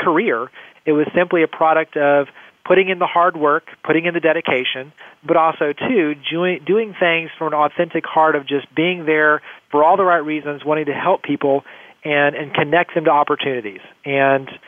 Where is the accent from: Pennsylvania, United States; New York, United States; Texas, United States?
Texas, United States; Weatherford; So I grew up actually in Weatherford, Texas. So right outside of Dallas, Fort Worth